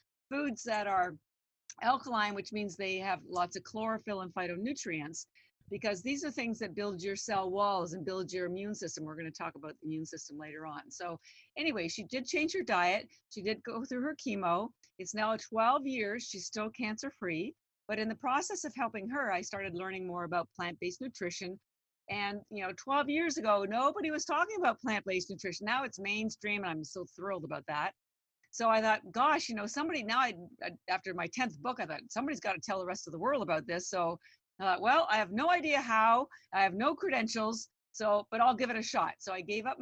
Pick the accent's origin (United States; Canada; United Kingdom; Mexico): Canada; I'm Canadian. Yeah. I'm just a little girl from Canada